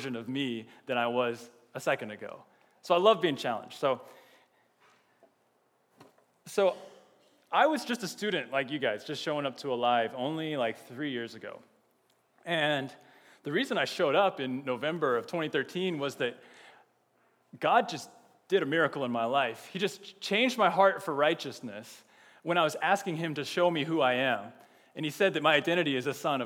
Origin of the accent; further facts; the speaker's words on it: Austin, Texas, United States; now in Champaign, United States; I'm from Texas, and I'm from Austin, and Austin is an amazing city.